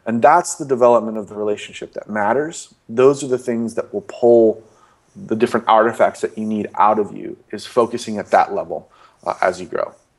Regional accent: Los Angeles, California, United States; also born or lived in Las Vegas, Nevada; born in Las Vegas and raised in Los Angeles

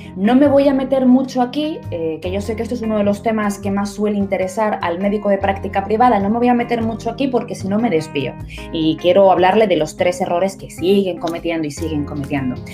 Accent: Las Palmas de Gran Canaria, Canary Islands, Spain; estoy en la ciudad de Las Palmas de Gran Canaria, haciendo eh, eh, publicidad a mi tierra natal

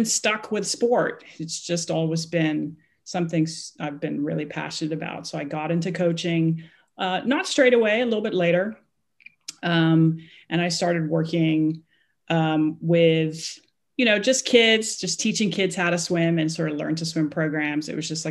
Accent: Hong Kong; I am from Hong Kong. I was born and raised there

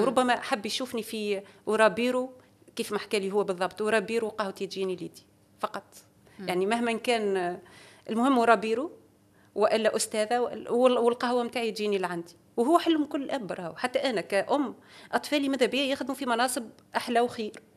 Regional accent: Tunisia; عندنا في تونس

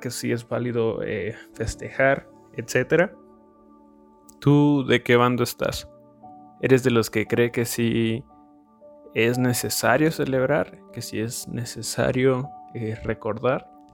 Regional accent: Mexico; somos mexicanos. Tenemos la dicha o el privilegio de, de haber nacido en México.

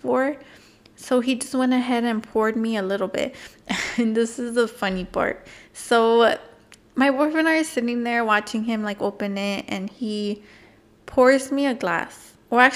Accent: California, United States; we're Californian people

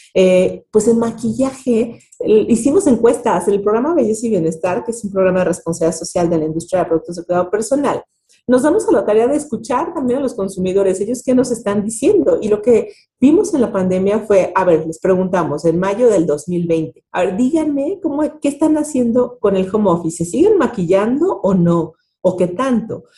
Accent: Mexico; tenemos como mexicanos

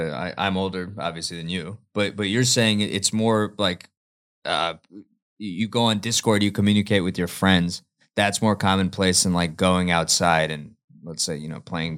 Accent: United States; I'm from Jersey, New York.

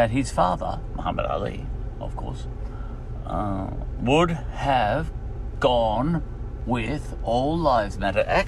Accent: Australia; being an Australian

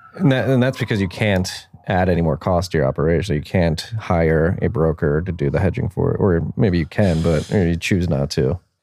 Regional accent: Philadelphia, Pennsylvania, United States; now in Austin, United States; I'm from Philadelphia

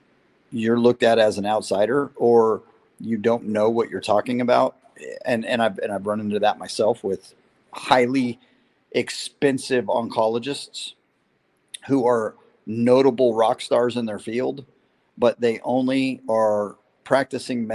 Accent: San Diego, California, United States; also born or lived in Las Vegas, Nevada; I was born in Vegas. I've been a racer my entire life. I was conceived at a racetrack. I was born at a racetrack. And my dad, being in the Navy, retired out of San Diego. So I spent a lot of time between the Valley in Vegas and the oceans in Southern California. And I would consider San Diego more my home than Las Vegas

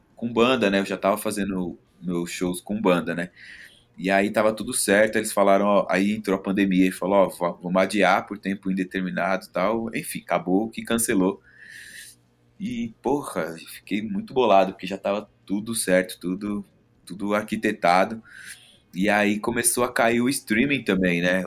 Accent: São Paulo, Brazil; eu sou da Vila Maria

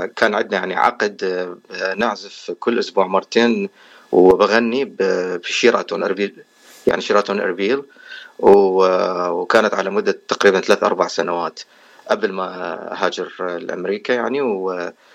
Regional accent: Iraq; moved away as an adult; also born or lived in Erbil, Iraq / California, United States; now in United States; انا اصلا يعني من العراق وصار لي تقريبا 14 سنه في امريكا هجرت سنه 2009

